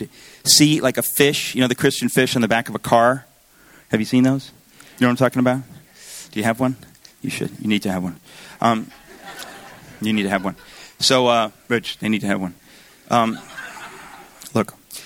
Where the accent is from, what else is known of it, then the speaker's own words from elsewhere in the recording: Danbury, Connecticut, United States; also born or lived in Astoria, Queens, New York; I was born in Astoria General Hospital. We have records, and we moved to Danbury, Connecticut. So I grew up in Danbury, Connecticut